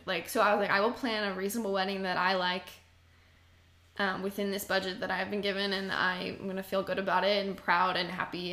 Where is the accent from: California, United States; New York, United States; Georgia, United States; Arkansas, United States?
Georgia, United States; Marietta; I'm from Marietta, East Cobb